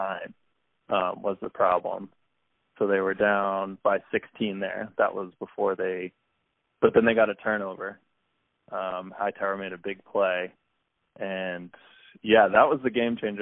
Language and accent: English; Boston, Massachusetts, United States; moved away; I'm from the Boston area originally, so grew up sort of Patriots, Red Sox, Bruins, Celtics fan